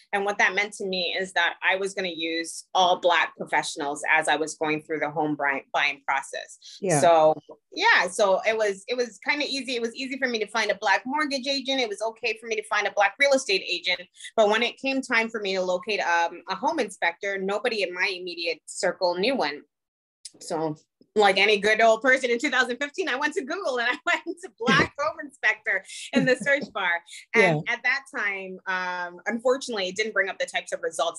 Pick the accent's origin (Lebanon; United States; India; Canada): Canada; Toronto, Ontario; I grew up in the Jane and Finch area.